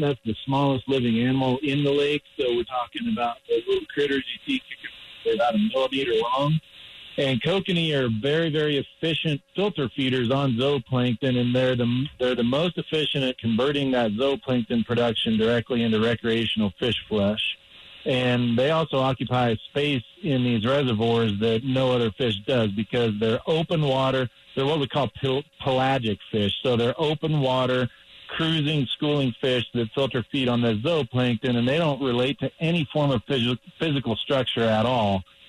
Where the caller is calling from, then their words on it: Granby, Colorado, United States; I'm at my house in Granby, Colorado.